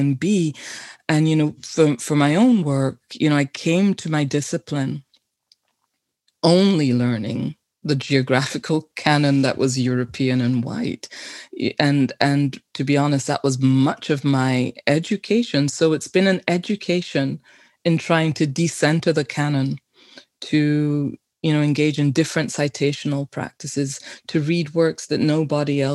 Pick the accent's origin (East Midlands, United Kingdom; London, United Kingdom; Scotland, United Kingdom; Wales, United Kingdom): London, United Kingdom; now in Canada; I was born in London, but to Caribbean immigrants in the 1950s